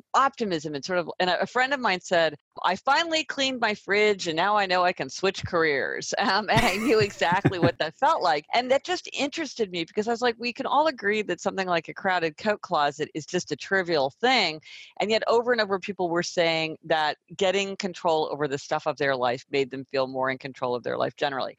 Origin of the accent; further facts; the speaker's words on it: Kansas City, Missouri, United States; now in New York City, United States; I'm from Kansas City, Missouri, so I spend a couple of weeks in my hometown